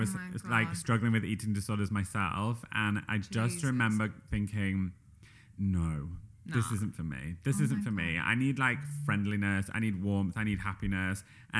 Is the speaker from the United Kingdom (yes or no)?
yes; Yorkshire and the Humber, United Kingdom; accent: Yorkshire; I think it depends where you're from, but I, in my own accent, say Yorkshire.